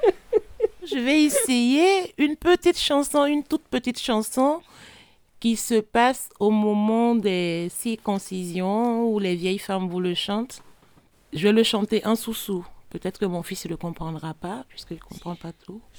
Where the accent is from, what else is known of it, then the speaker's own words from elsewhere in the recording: Grand-Bassam, Côte d’Ivoire; moved away; Mes origines sont guinéennes, mais je suis née en Côte d'Ivoire, d'une mère ivoirienne et d'un père guinéen